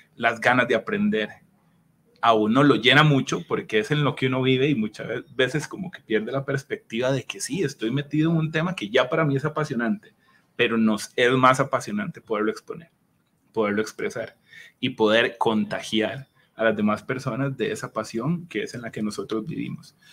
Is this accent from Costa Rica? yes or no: yes; Costa Rica